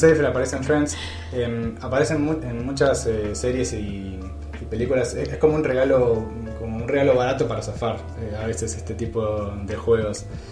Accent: Argentina; nosotros como, como argentinos podemos poner la palabra

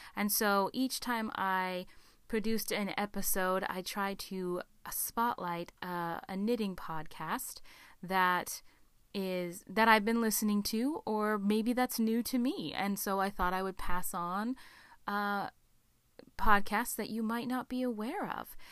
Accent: Alaska, United States; my home state of Alaska

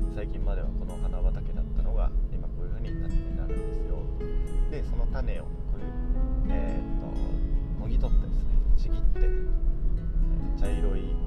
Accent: Morioka, Iwate, Japan; now in Yosano, Japan; 岩手盛岡出身

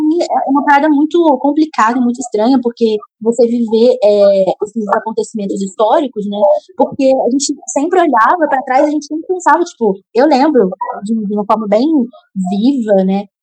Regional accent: Rio de Janeiro, Brazil; eu sou carioca, eu moro no Rio

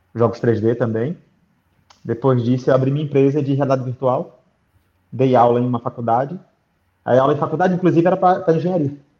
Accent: Aracaju, Sergipe, Brazil; moved away as an adult; also born or lived in Rio de Janeiro; now in Dublin, Ireland; eu nasci no Rio, mas morei minha vida toda em Aracaju

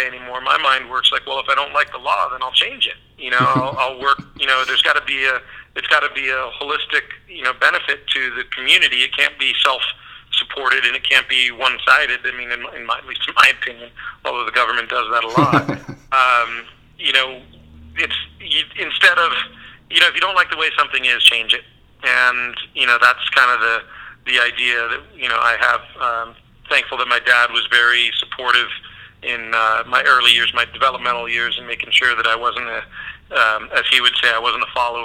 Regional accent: San Diego, California, United States; also born or lived in San Francisco; now in Hawaii, United States; I grew up in San Diego

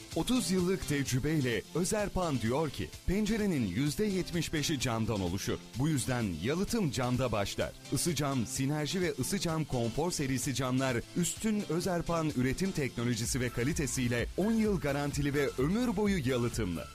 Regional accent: Kayseri Province, Turkey; now in Ankara, Turkey; Ankara'da yaşıyorum aslen Kayseriliyim

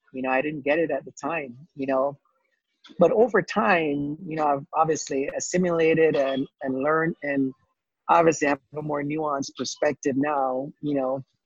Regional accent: Jamaica; moved away as an adult; now in United States; I was born in the Caribbean, born in Jamaica lived there for 18 years

